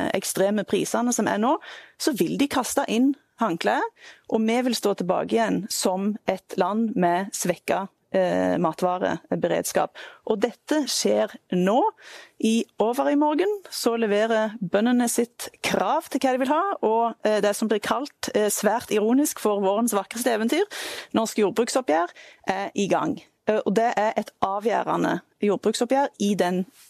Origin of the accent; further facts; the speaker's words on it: Jæren, Rogaland, Norway; Jeg kommer fra Jæren, et av Norges matfat.